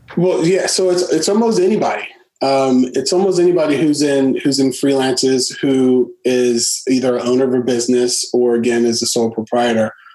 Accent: Washington, District of Columbia, United States; born and raised in the Washington D.C. area.

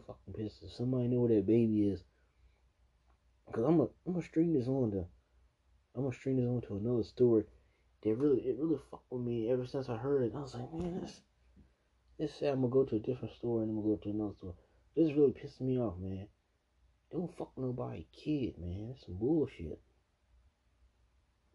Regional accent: Maryland, United States; I'm not from DC. I'm from Maryland.

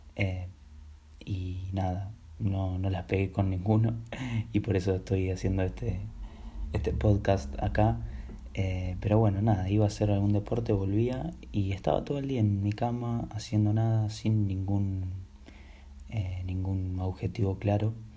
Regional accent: Buenos Aires, Argentina; soy de Argentina, Buenos Aires

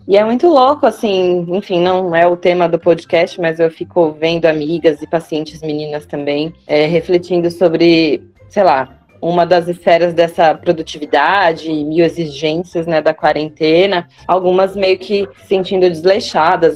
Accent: Osasco, São Paulo, Brazil; also born or lived in Jandira; now in São Paulo, Brazil; eu sou de Osasco

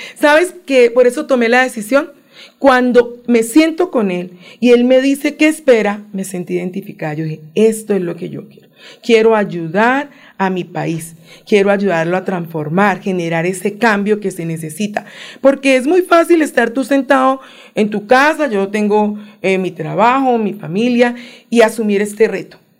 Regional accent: Cali, Valle del Cauca, Colombia; moved away as an adult; now in Bogotá, Colombia; Yo nací en Cali

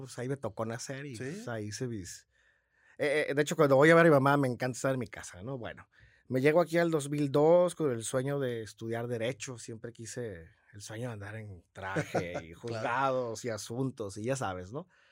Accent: San Luis Río Colorado, Sonora, Mexico; now in Tijuana, Mexico; soy de San Luis Río Colorado, toda mi familia es de Morelia

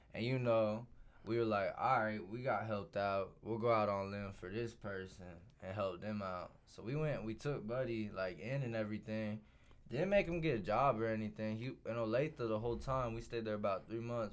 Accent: Clay Center, Kansas, United States; I'm from Clay Center, Kansas.

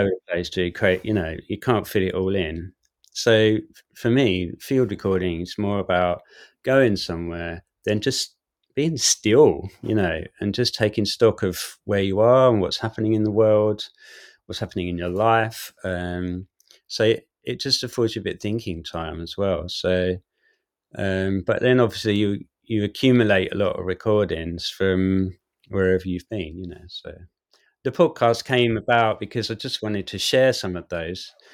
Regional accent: Southend-on-Sea, East of England, United Kingdom; I'm from South End, and so I played in those bands in the South End scenes

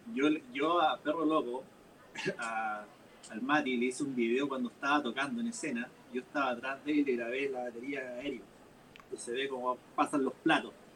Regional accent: Curicó, Maule, Chile; now in Talca, Chile; al menos yo acá en Talca, también yo que mencionar que vengo de Curicó

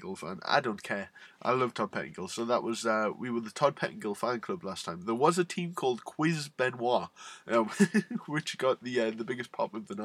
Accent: Newcastle upon Tyne, North East England, United Kingdom; I'm from Newcastle, which is where Neville is from

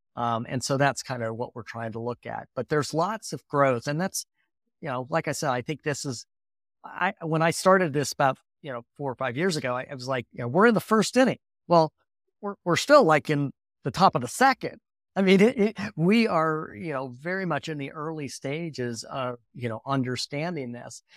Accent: Lake Michigan, northern Indiana, United States; I grew up on Lake Michigan, uh, kind of in northern Indiana

